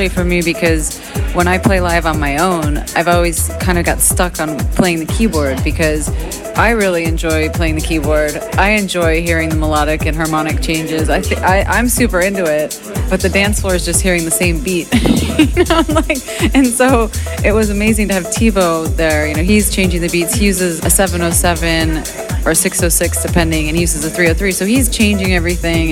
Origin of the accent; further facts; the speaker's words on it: Chicago, Illinois, United States; I grew up in Chicago